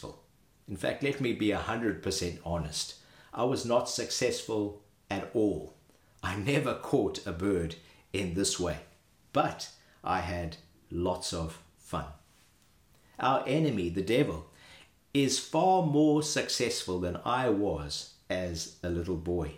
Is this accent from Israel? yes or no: no; Zimbabwe; As a boy growing up in Zimbabwe